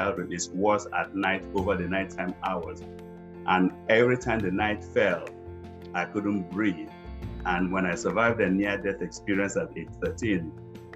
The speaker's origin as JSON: {"language": "English", "region": "eastern Nigeria", "country": "Nigeria", "tie": "born or raised there", "moved": "yes", "lives_now": "Charlotte, United States", "said": "I was the little boy growing up in Eastern Nigeria, in a rural area"}